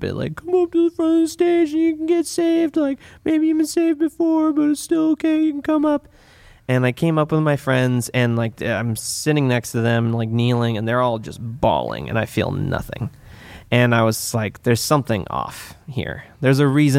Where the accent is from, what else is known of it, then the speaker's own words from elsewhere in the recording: Santa Rosa, California, United States; also born or lived in Midwest; I grew up here in Sonoma County. I've like pretty much Santa Rosa, born and raised